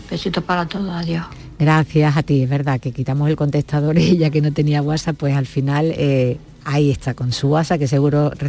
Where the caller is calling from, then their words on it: Almería, Andalusia, Spain; de Almería.